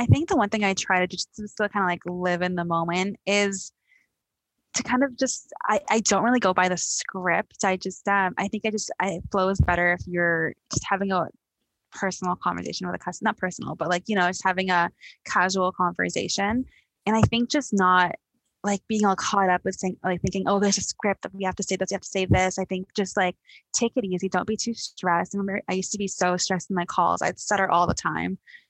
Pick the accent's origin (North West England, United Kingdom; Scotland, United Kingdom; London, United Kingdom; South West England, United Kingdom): London, United Kingdom; Like I was born and raised in London, so I've been here my entire life.